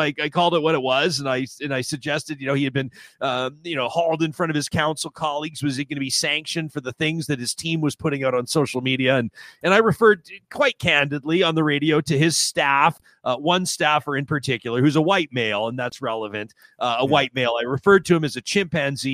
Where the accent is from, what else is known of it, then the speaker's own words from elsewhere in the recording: Calgary, Alberta, Canada; my hometown newspaper, the Calgary Herald